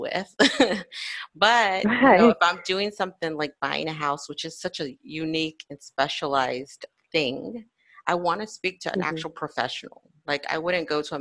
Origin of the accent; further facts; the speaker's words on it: Florida, United States; I'm born and raised in Florida